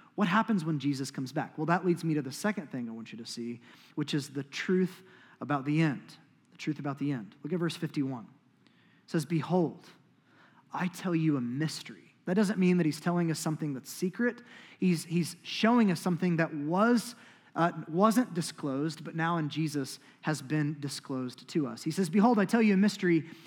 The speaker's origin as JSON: {"language": "English", "country": "United States", "said": "as American Christians"}